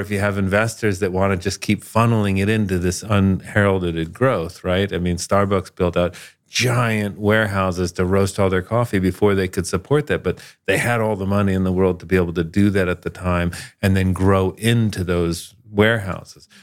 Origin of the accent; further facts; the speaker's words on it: South Florida, United States; moved away; I grew up in South Florida